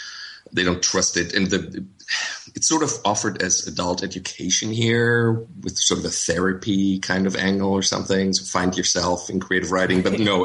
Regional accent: Wiesbaden, Hesse, Germany; moved away as an adult; also born or lived in Mainz / Mississippi / New Orleans / Dominican Republic; This is my hometown.

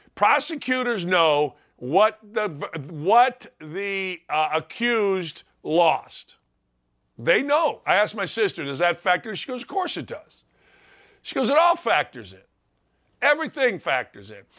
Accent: East Chicago, Indiana, United States; I'm from the Chicagoland area in northwest Indiana, East Chicago, Gary

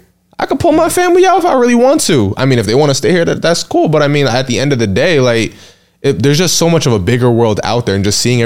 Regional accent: New York City, New York, United States; I'm born and raised in New York, lived here all my life, Brooklyn.

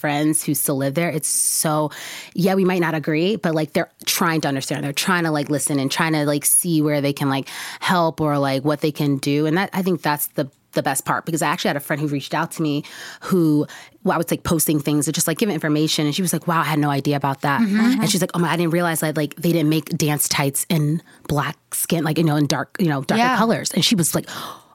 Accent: Maplewood, New Jersey, United States; moved away as an adult; also born or lived in Texas; So I'm born and raised in Jersey, lived there all the way through college

